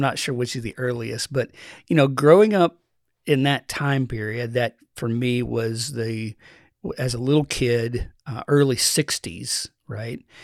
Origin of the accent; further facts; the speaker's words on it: Eastern Kentucky, United States; Grew up in the mountains of Eastern Kentucky.